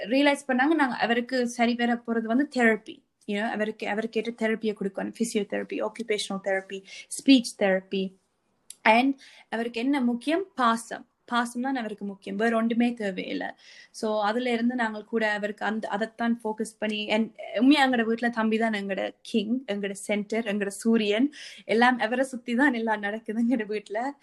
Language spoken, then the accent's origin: Tamil; Sri Lanka; moved away